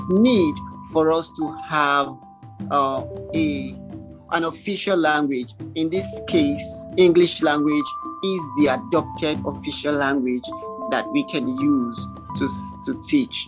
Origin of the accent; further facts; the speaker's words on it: Kaduna State, Nigeria; also born or lived in Akwa Ibom State; I was born and bred in Kaduna State, even though I am originally from Akwa Ibom